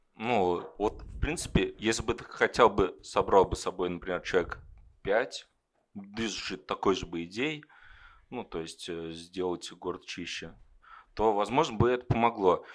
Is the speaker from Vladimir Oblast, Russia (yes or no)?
yes; Kovrov, Vladimir Oblast, Russia; moved away as an adult; now in Ryazan, Russia; я сам из Коврова, родился в Коврове, учился в Коврове, но потом переехал в Рязань и сейчас работаю в Рязани.